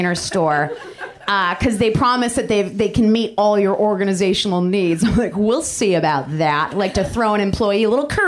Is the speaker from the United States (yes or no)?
yes; Michigan, United States; I'm from Michigan